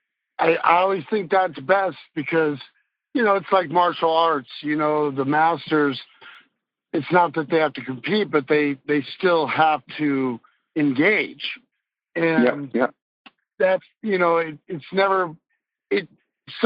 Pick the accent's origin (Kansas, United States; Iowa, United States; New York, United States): Iowa, United States; Des Moines; I was born and raised in Des Moines, Iowa